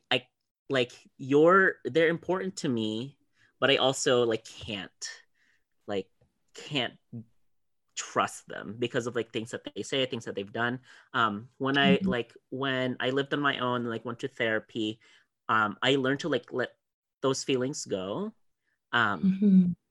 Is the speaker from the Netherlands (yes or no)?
no; Philippines; growing up in the Philippines, my dad worked